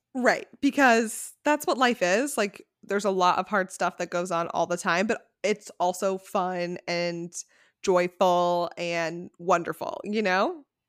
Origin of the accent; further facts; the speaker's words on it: Connecticut, United States; moved away as an adult; also born or lived in San Francisco; we grew up in Connecticut